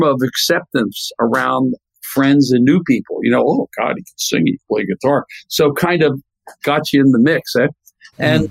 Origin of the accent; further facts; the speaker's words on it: Philadelphia, Pennsylvania, United States; I grew up in Philadelphia